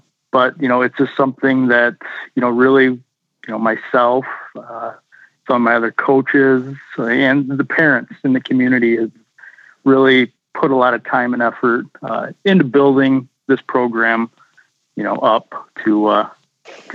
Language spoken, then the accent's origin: English; Mount Morris, Michigan, United States; also born or lived in Grand Blanc; I'm actually not from Grand Blank. I grew up in Mount Morris, which is in Genesee County